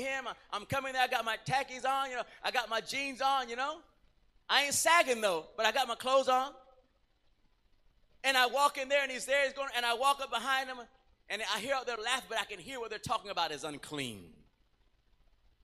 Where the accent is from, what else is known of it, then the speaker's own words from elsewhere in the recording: Puerto Rico; moved away; I was from Puerto Rico